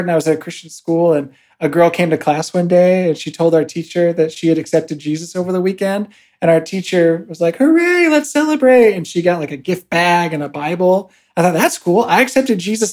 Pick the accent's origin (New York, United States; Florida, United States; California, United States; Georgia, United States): California, United States; also born or lived in San Antonio, Texas; now in Ostrava, Czech Republic; originally from California, but I call San Antonio, Texas home